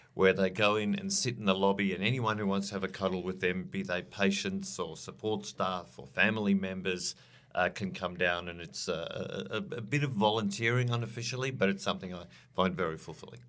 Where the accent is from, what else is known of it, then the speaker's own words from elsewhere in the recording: South Africa; moved away as an adult; now in Australia; I grew up in South Africa, uh, during the, uh, the seventies and eighties